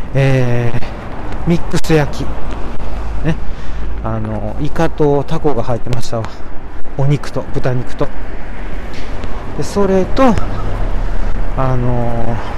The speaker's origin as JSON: {"language": "Japanese", "town": "Amagasaki", "region": "Hyogo", "country": "Japan", "tie": "born or raised there", "said": "私のね、出身の兵庫県の尼崎。"}